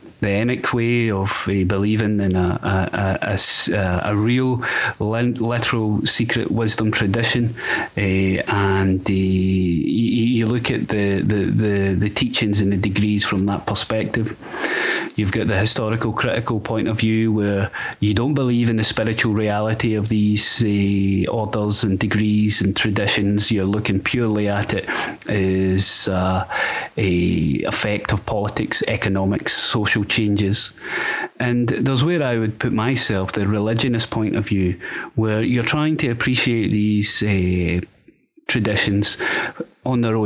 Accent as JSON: {"language": "English", "region": "Scotland", "country": "United Kingdom", "tie": "born or raised there"}